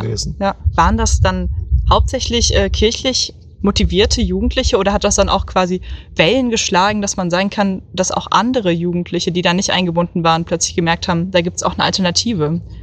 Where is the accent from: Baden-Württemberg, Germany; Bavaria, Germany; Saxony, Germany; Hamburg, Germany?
Saxony, Germany; Dresden; ich komme aus Dresden.